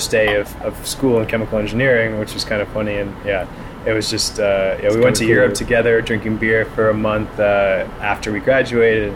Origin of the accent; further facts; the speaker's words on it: Toronto, Ontario, Canada; I'm originally from the West End